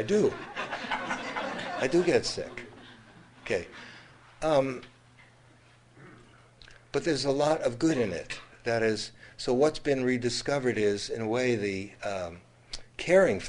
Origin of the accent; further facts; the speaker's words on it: United States; growing up in America